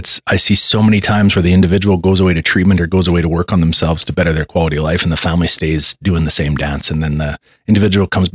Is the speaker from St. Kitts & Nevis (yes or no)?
no; Canada; like most Canadians